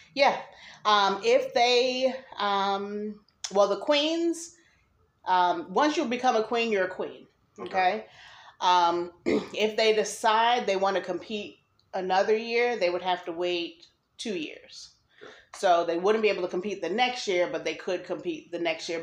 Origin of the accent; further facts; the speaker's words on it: New Jersey, United States; now in North Carolina, United States; I'm originally from New Jersey